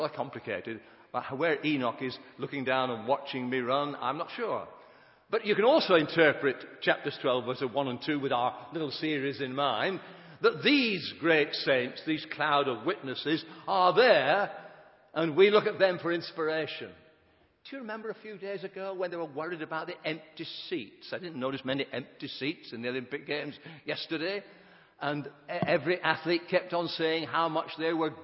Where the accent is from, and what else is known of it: Sheffield, Yorkshire and the Humber, United Kingdom